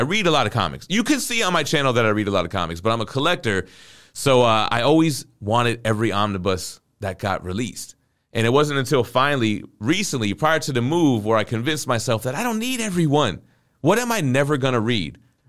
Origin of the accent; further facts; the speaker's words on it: Florida, United States; I'm from South Florida, and Trick Daddy's got a song called Nan